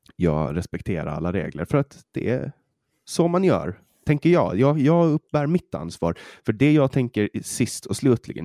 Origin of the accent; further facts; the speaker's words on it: Åland Islands; accent: Åland Swedish; now in Sweden; vi ålänningar